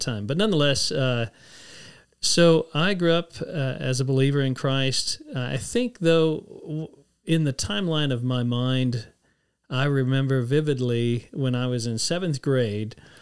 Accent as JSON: {"language": "English", "town": "San Antonio", "region": "Texas", "country": "United States", "tie": "born or raised there", "said": "I grew up in San Antonio"}